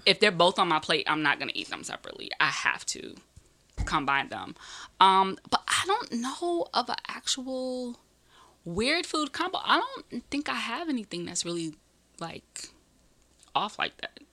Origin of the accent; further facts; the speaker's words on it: Greenville, South Carolina, United States; now in New York, United States; I'm technically from New York. I was born in New York, but I grew up in Greenville, South Carolina.